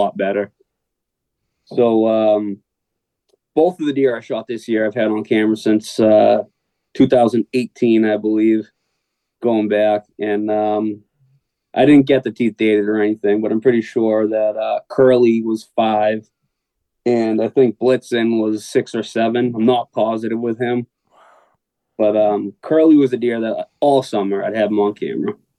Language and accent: English; South Shore, Massachusetts, United States; So I grew up on the South Shore in Massachusetts. I still live down here. I live in Rockland.